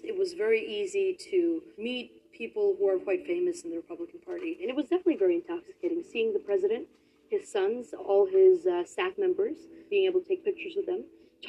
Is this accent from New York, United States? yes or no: yes; New York City, New York, United States; I grew up in Brooklyn, New York. My parents always took their right to vote very seriously because they did come from the Soviet Union